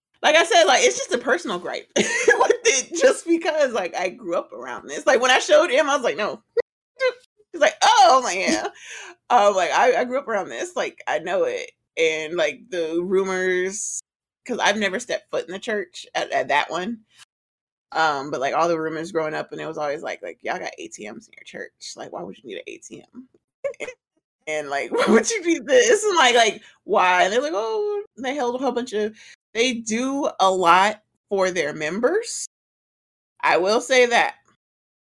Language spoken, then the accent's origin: English; College Park, Georgia, United States; I'm from College Park